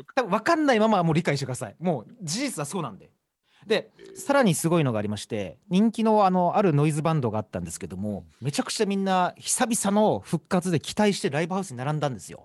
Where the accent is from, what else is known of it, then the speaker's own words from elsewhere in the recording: Kyushu, Saga, Japan; 私はあの九州の佐賀県というところ出身なんですけれども